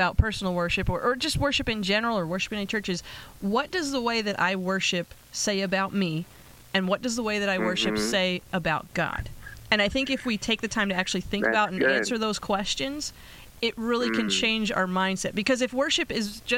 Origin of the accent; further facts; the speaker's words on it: Pennsylvania, United States; now in Las Vegas, United States; I'm from Pennsylvania